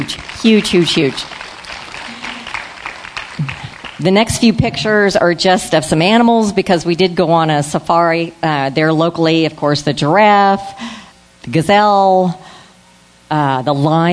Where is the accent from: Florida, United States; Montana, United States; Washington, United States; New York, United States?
Florida, United States; I'm from Florida